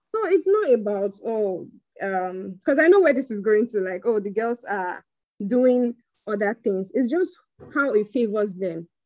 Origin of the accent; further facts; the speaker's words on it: Benin City, Edo, Nigeria; moved away as an adult; also born or lived in Delta State; now in Abuja, Nigeria; schooled uh, in Delta, but I was born and raised in Benin.